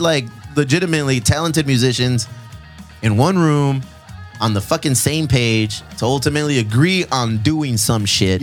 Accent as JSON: {"language": "English", "town": "Chula Vista", "region": "California", "country": "United States", "said": "We're, we're from Chula Vista. We're from South San Diego"}